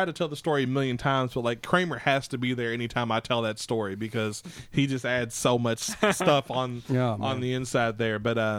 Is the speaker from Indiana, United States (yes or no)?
yes; New Albany, Indiana, United States; I'm from New Albany.